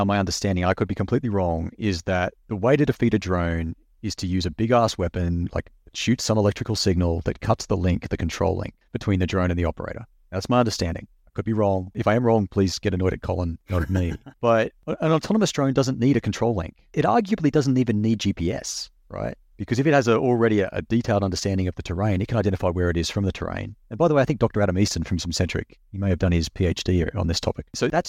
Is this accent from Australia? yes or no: yes; Australia; now in United States; I'm just an Australian living here and working in the US